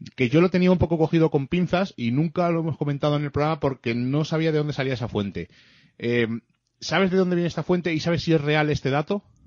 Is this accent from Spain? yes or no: yes; Madrid, Community of Madrid, Spain; moved away as an adult; now in Cuenca, Spain; nosotros somos vallecanos de, cepa, mm. eh, lo decimos siempre. Primero decimos que somos de Vallecas y luego que somos de Madrid.